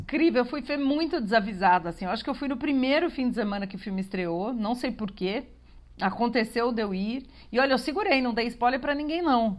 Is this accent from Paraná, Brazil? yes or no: no; São Paulo, Brazil; eu que sou paulistana